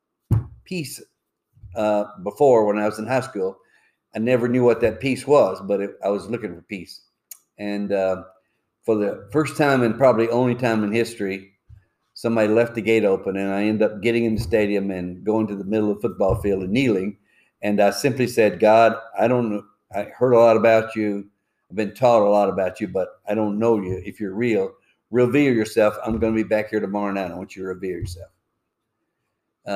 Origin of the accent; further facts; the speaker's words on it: Alabama, United States; moved away as an adult; also born or lived in Joliet, Illinois / Southern Indiana / Chicago; I grew up in Alabama